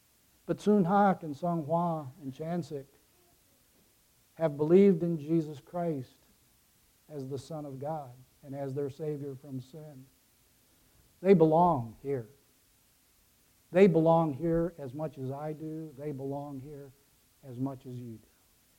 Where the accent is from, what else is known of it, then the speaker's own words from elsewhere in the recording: Ecuador; moved away as an adult; now in United States; I grew up in Ecuador, the child of missionaries. I didn't come back to the United States until I was 18 years old.